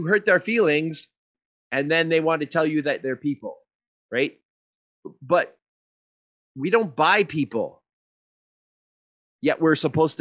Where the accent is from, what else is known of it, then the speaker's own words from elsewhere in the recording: Canada; as a Canadian, you know, we don't have full-on freedom of speech